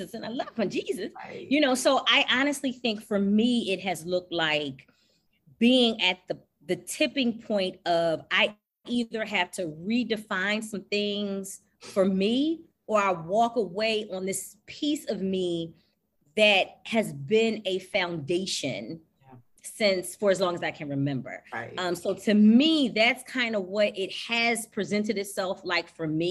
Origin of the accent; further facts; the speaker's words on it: Philadelphia, Pennsylvania, United States; moved away as an adult; also born or lived in Jersey City, New Jersey; now in Wilmington, United States; We're originally from Philly